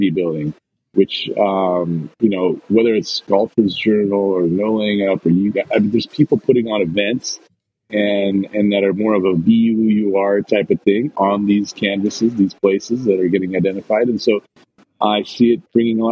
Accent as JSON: {"language": "English", "town": "Portland", "region": "Oregon", "country": "United States", "tie": "born or raised there", "said": "I grew up here in Portland"}